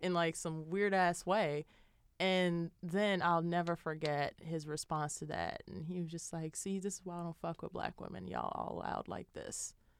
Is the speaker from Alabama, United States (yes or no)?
no; Chicago, Illinois, United States; now in Boston, United States; I'm from Chicago